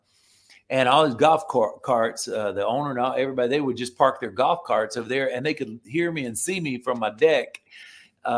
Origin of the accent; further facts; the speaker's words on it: Florida, United States; moved away as an adult; I live down in Florida now. I'm back in my home state.